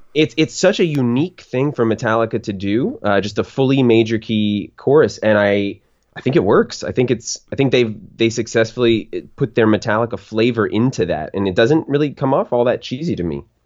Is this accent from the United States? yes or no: yes; Florida, United States; I'm born and raised in Florida